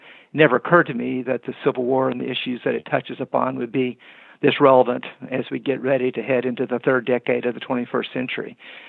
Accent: Kingsport, Tennessee, United States; I grew up in Upper East Tennessee, in Kingsport, Tennessee, and went to Andrew Johnson Elementary School.

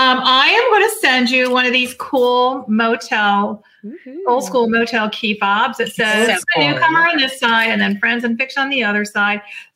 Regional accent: Florida Gulf Coast, United States; It's set on the Florida Gulf Coast, yep, which happens to be my hometown.

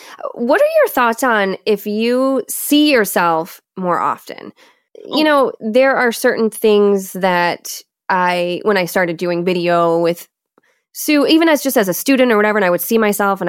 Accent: Michigan, United States; accent: Michigan; my Michigan accent?

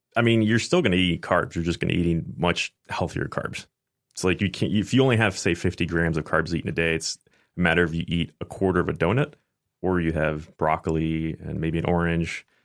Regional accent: Tampa, Florida, United States; also born or lived in Oldsmar, Florida; I basically grew up in Tampa

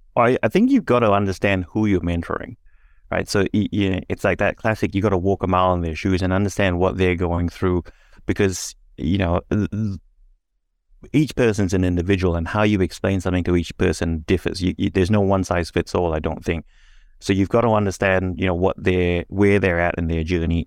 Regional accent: Singapore; now in Australia; I was born and raised in Singapore

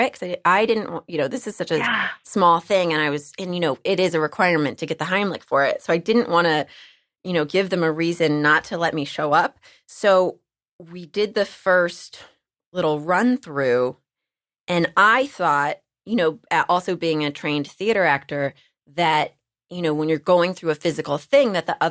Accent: Texas, United States; I'm from Texas, and I like to share that I'm from Texas every chance I get

